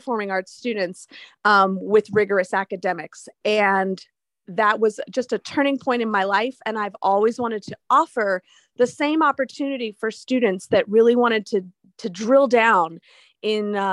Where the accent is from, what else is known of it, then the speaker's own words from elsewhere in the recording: Miami, Florida, United States; moved away as an adult; now in Minnesota, United States; I am from Miami